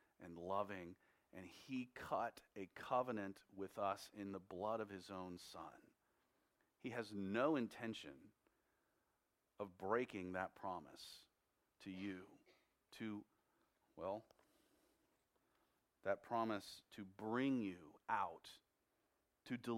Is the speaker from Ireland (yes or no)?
no; United States; as American Christians